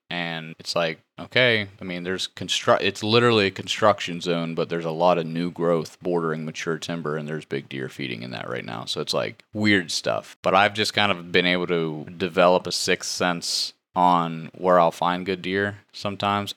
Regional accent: West Virginia, United States; moved away as an adult; now in Missouri, United States; I come from West Virginia. We don't have ag

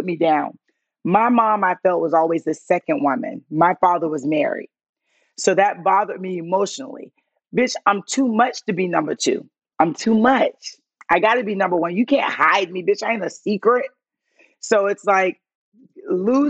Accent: St. Petersburg, Florida, United States; now in Atlanta, United States; I'm from St. Pete

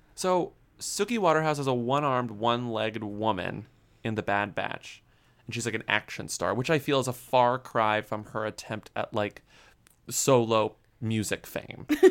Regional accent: Texas, United States; I'm from Texas

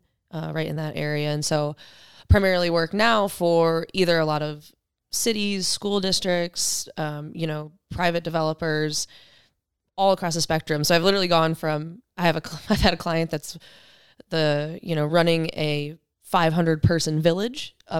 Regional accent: Michigan, United States; Originally born and raised in Michigan, and went to school there.

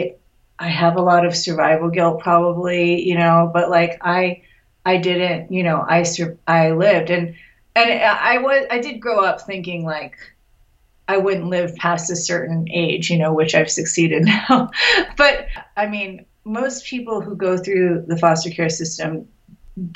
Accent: Los Angeles, California, United States; I grew up in Los Angeles too

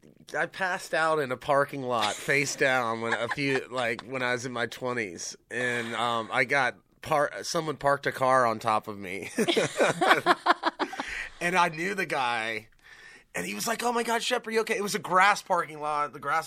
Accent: Hilton Head Island, South Carolina, United States; I'm just a guy from South Carolina. I'm a guy from Hilton Head

